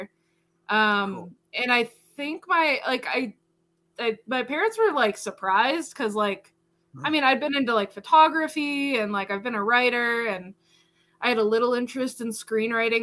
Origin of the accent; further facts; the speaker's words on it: Burlington, Iowa, United States; moved away; we had a great film festival in my hometown in Burlington, Iowa